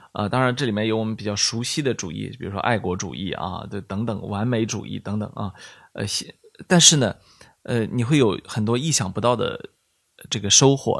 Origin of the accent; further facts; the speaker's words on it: Shandong, China; moved away; 我们山东人